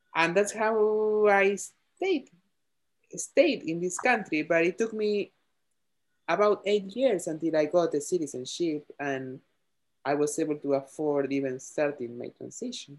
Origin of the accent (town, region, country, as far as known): Argentina; born or raised there; English is a second language; moved away as an adult; now in United States